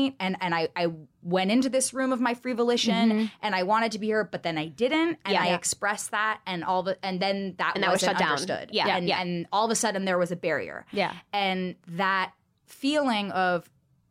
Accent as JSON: {"language": "English", "region": "California", "country": "United States", "tie": "born or raised there", "said": "growing up in California"}